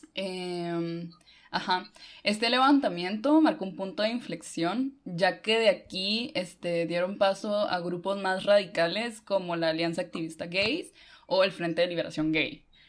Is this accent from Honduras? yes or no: yes; Honduras; now in Guatemala; yo vivo en Guate, pero soy de Honduras